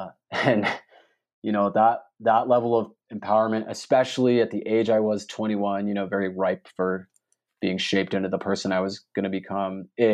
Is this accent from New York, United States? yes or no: no; Maryland, United States; Growing up in Maryland on the East Coast, if you were getting involved in outdoor things, hiking, riding, you know, anything like that, the Appalachian Mountains were where you went